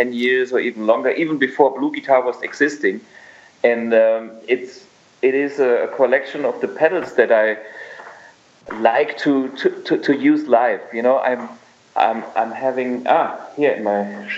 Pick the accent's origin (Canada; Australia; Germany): Germany; Saarbrücken, Saarland; Saarbrücken is my hometown